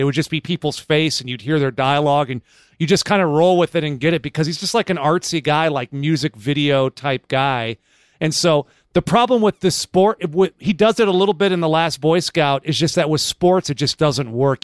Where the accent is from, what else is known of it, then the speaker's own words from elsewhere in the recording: Northern California, United States; now in Los Angeles, United States; We grew up together in Northern California